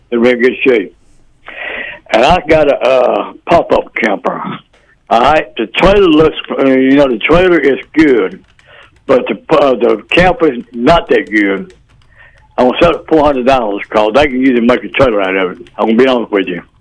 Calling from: York, United States; I'm calling from York. Yes, York.

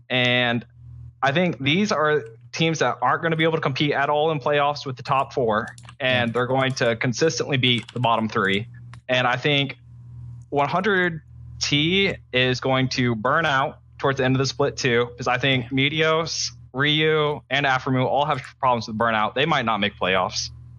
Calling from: North Carolina, United States; Oh, I'm calling from North Carolina. I live at the beach in this cool little university town.

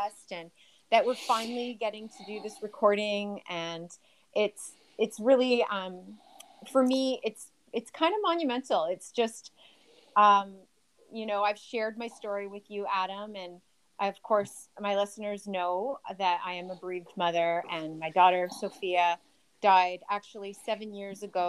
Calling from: Southwestern Ontario, Canada; I am calling you from Southwestern Ontario

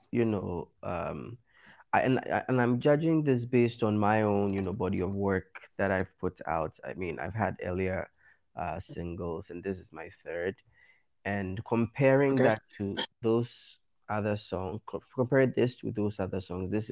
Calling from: Accra, Greater Accra, Ghana; I'm I'm I'm speaking from Accra, Ghana, here

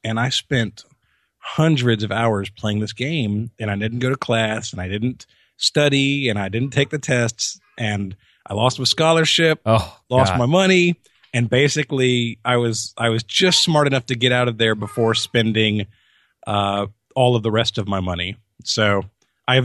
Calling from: Jacksonville, Florida, United States; I'm in Jacksonville, Florida. That's where we base our show out of, yeah.

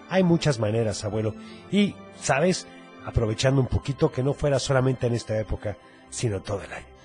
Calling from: Tonalá, Jalisco, Mexico; de Tonalá.

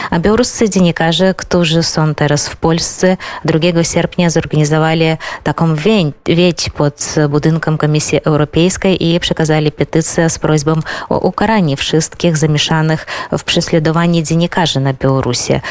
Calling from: Vilnius, Vilnius County, Lithuania; E, u nas w Wilnie jest bardzo dobra pogoda to e, bardzo dziwne e, dla Litwy

